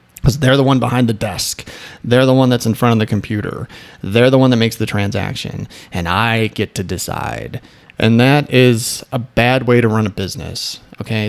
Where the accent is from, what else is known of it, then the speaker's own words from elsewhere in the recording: Midwest, United States; moved away; also born or lived in Michigan; I'm from the Midwest